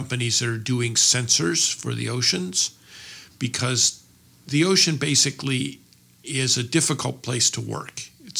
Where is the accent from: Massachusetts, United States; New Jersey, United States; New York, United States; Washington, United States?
Massachusetts, United States; Cambridge; Cambridge, Massachusetts.